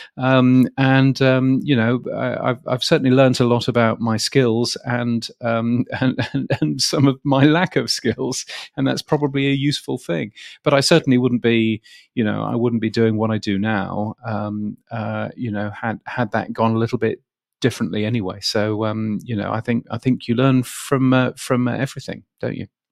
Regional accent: United Kingdom; moved away as an adult; now in Australia; in the U K, um, where I was born, where I grew up

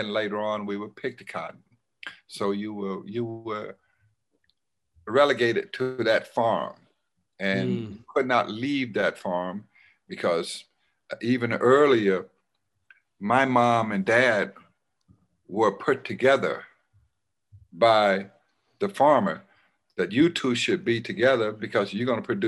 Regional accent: Silver City, Mississippi, United States; moved away; I was born in Silver City, Mississippi

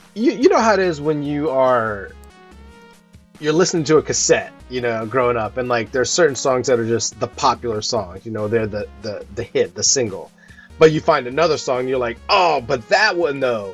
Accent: Ohio, United States; growing up in Ohio

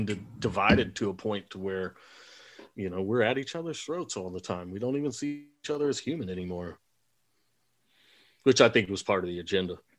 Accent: Texas, United States; I grew up in a time where I'm from Texas and I grew up in the 70s, 80s, and 90s, and man, the redneck kids would come to school in high school with their rifles in their trucks

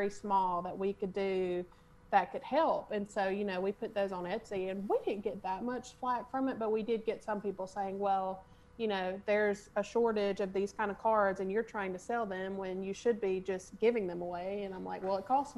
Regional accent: Opp, Alabama, United States; I grew up in Op and I love Op and I always have.

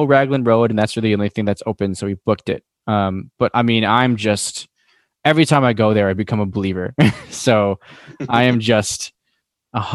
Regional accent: Wisconsin, United States; we're all from Wisconsin

